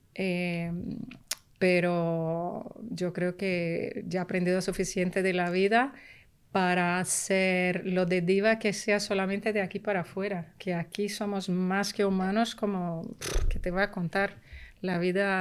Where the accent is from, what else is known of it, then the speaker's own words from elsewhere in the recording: Rio de Janeiro, Brazil; first language Portuguese; Spanish is a second language; also born or lived in New York; now in Spain; yo nací en Brasil pero mi familia paterna, exiliada cubana, de raíces muy profundamente españolas. Y entonces yo me siento, eh, crecí en una pequeña Habana en Río de Janeiro